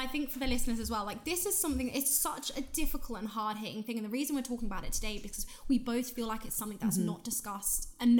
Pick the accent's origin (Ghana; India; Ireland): Ireland; I grew up in Ireland